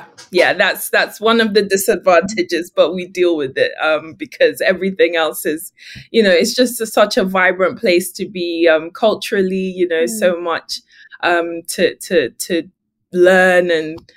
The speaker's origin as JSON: {"language": "English", "region": "London", "country": "United Kingdom", "tie": "born or raised there", "also_born_or_lived": "Ghana (ancestry)", "moved": "as an adult", "lives_now": "California, United States", "said": "I am a Londoner, hailing from West London, England"}